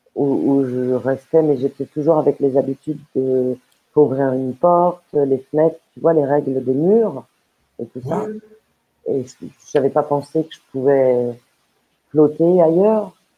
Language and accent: French; Paris, Île-de-France, France; je suis née à Paris